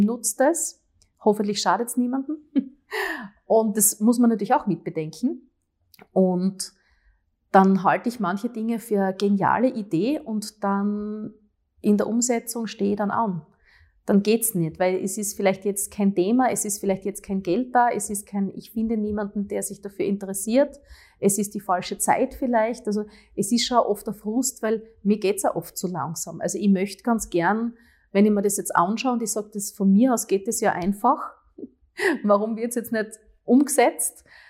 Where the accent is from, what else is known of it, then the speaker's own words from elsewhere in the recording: Graz, Styria, Austria; die Stadt, die unsere Heimat ist